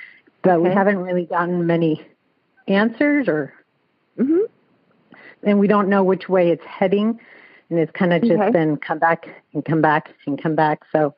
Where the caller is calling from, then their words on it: Lincoln, California, United States; I'm calling from Lincoln, California.